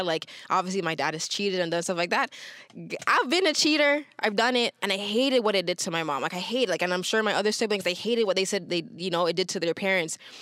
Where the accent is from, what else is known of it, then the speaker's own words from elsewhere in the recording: Toronto, Ontario, Canada; growing up in Toronto, parents have migrated from other places.